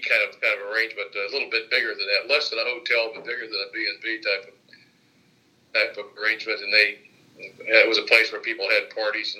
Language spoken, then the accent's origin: English; Lafayette, Indiana, United States; I was born in Lafayette in 1944